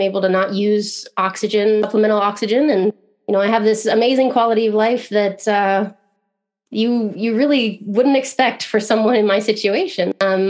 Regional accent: Midwest, United States; I guess I'm from all over. You know, I've lived in a bunch of different states in the US, but I grew up like childhood in the Midwest. So that's where I consider myself to be from, you know.

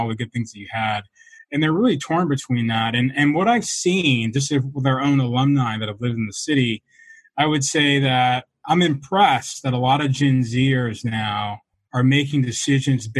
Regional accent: Atlanta, Georgia, United States; I was raised in Atlanta, Georgia

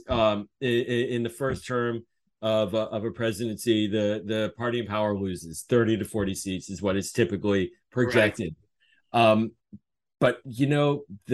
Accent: Pittsburgh, Pennsylvania, United States; now in Maryland, United States; I'm originally from Pittsburgh

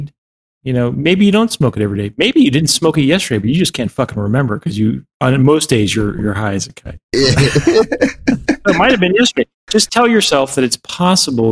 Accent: Pittsburgh, Pennsylvania, United States; I grew up in Pittsburgh

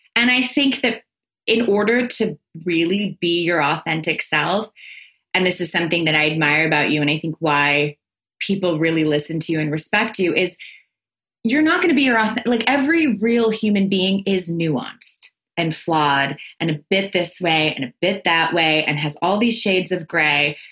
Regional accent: tri-state area, United States; also born or lived in Los Angeles; I'm from the tri state area. I'm from New York, Connecticut, New Jersey.

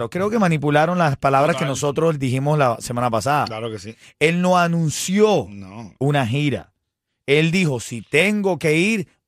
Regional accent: Cuba; Si vienen es mejor porque somos cubanos, ¿Sabes?

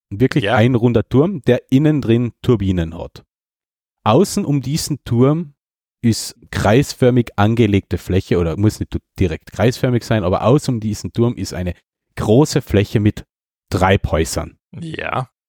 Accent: Carinthia, Austria; Da will ich nicht einmal als Kärntner wirklich hin.

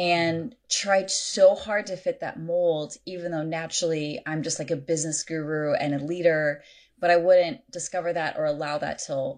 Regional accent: United States; now in California, United States; I grew up everywhere. My dad was in the military. So we grew up all over the U.S. We lived in Europe. And so I don't have a state I call home, but currently I'm in California.

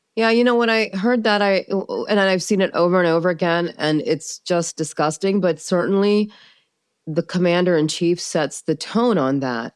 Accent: United States; also born or lived in Pakistan / Maryland / Kansas; So I was raised in the United States

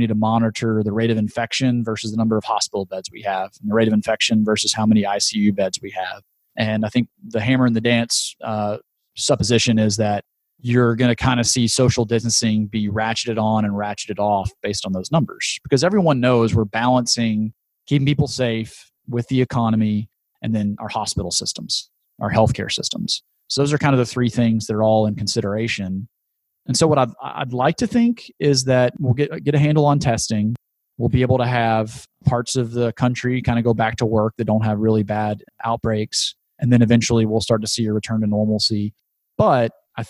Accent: Shreveport, Louisiana, United States; my hometown of Shreveport, Louisiana

